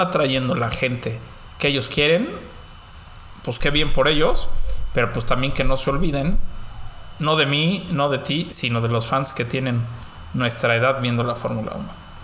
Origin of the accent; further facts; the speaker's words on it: Mexico; somos mexicanos